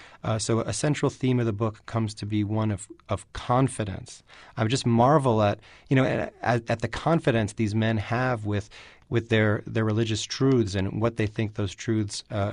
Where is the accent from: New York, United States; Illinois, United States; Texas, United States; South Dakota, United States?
New York, United States; New York City; You know, I grew up in New York City, and you know, you mistake where you're from for the world, especially if you're from New York.